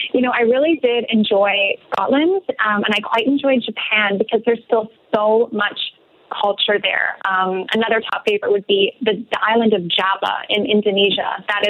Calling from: Mexico; And right now I'm calling in from Mexico.

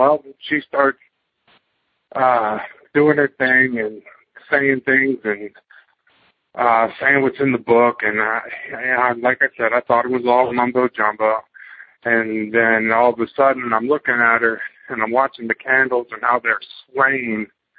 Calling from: Fredericksburg, Virginia, United States; I'm from Fredericksburg, Virginia

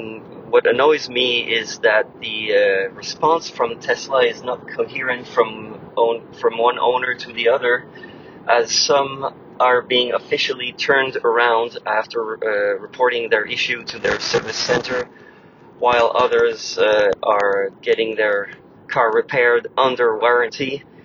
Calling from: Quebec, Canada; I'm calling from Quebec.

